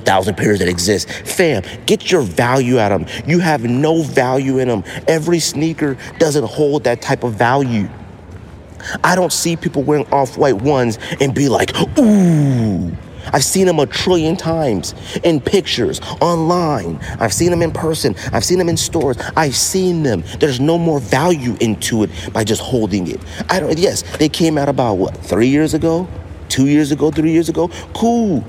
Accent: United States; me, being the American, the U.S. sneakerhead that I am

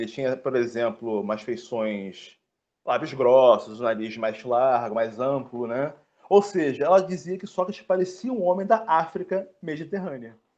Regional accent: Brazil; somos brasileiros

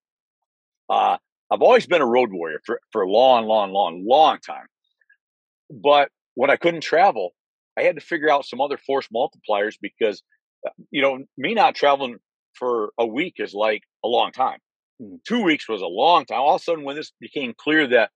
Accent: Michigan, United States; moved away as an adult; now in Naples, Florida, United States; I was born and raised in Michigan

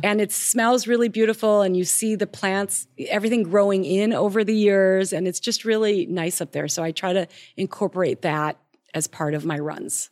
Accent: Minnesota, United States; I'm from Minnesota

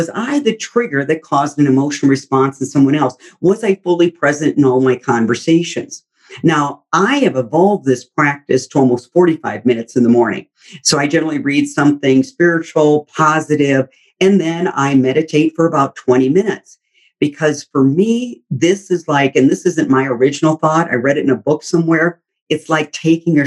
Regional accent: Midwest, United States; we grew up in the Midwest

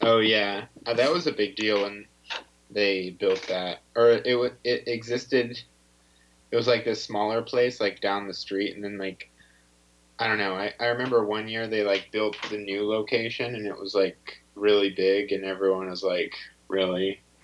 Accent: Ashland, Ohio, United States; now in New York City, United States; I'm from Ohio

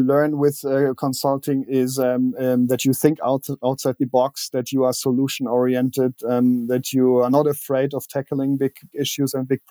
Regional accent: Berlin, Germany; English is a second language; That's right. I was actually 12 when the wall came down. So the first couple of years, I still remember being isolated

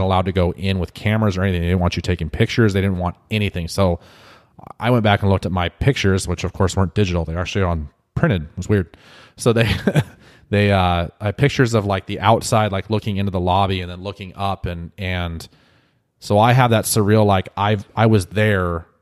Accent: United States; being an American

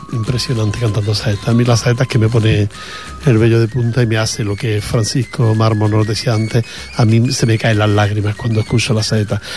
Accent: Granada, Andalusia, Spain; moved away; yo soy de Granada

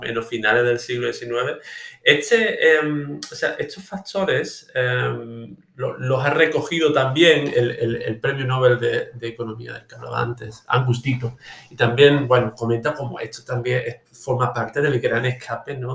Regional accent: Olvera, Andalusia, Spain; de mi pueblo, Olvera, en la Sierra de Cádiz

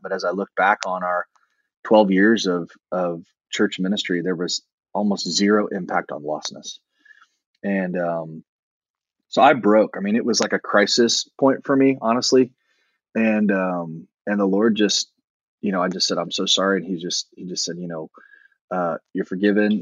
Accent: Indianapolis, Indiana, United States; moved away as an adult; also born or lived in Virginia; I was born in the Midwest in Indianapolis and um, grew up

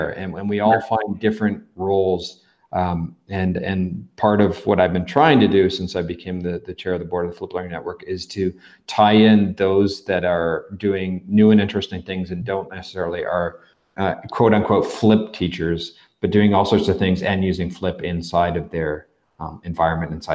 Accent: Canada; now in Mexico; I've got that benefit of being a Canadian that lives in Mexico

